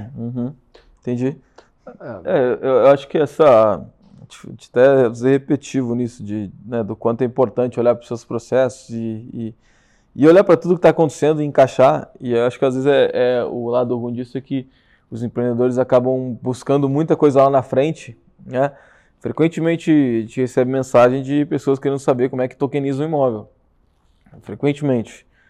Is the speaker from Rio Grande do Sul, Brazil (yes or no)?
yes; Rio Grande do Sul, Brazil; moved away as an adult; now in São Paulo, Brazil; nós gaúchos estamos invadindo São Paulo